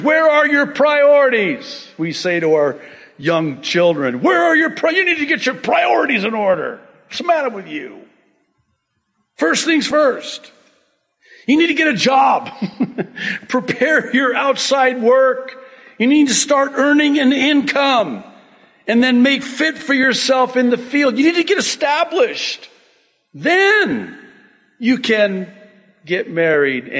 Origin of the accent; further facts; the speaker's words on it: United States; I'm very American